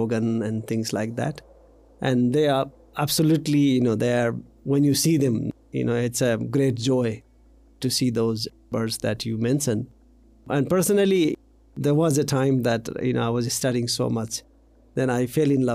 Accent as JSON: {"language": "English", "area": "eastern Nepal", "region": "Koshi Province", "country": "Nepal", "tie": "born or raised there", "said": "I was born in the East Nepal at the age of Koshi Tapu Wildlife Reserve."}